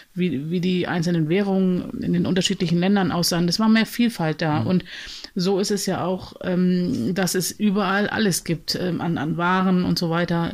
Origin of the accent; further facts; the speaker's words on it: Germany; womit ich mich identifizierte als Deutsche